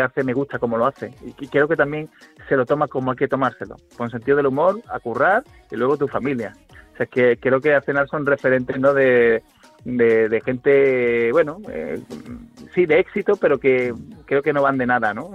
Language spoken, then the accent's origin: Spanish; Seville, Andalusia, Spain; moved away; also born or lived in Guadalajara; mi tierra